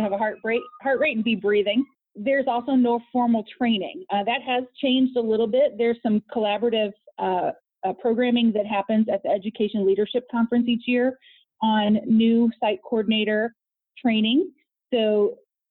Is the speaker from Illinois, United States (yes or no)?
yes; Peoria, Illinois, United States; also born or lived in Los Angeles; I am from Peoria